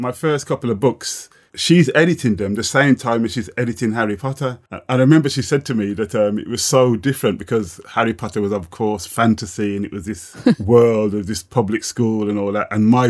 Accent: Jamaica; would be like kind of, you know, being 7 or 8 or 9, living in Jamaica.

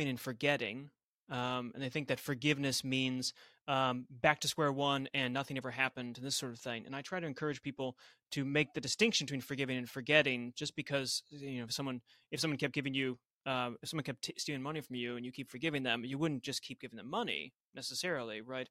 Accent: United States; I'm an American

